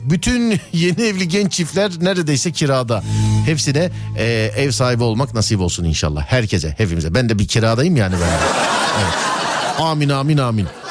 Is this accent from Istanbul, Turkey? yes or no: yes; Istanbul, Turkey; Biz İstanbul çocuğuyuz